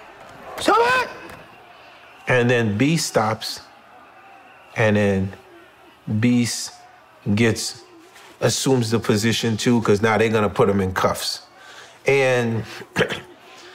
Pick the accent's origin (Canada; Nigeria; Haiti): Haiti; now in New York City, United States; I'm from Haiti